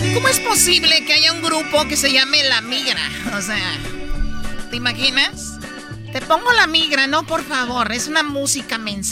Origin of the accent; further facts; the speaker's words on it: Jiquilpan, Michoacán, Mexico; moved away; de mi pueblo, de Jiquilpa, Michoacán